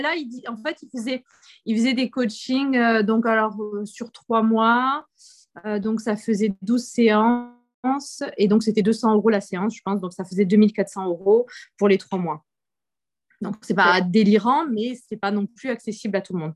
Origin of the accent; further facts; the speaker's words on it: Montpellier, Occitania, France; je viens de France, du coup, et de Montpellier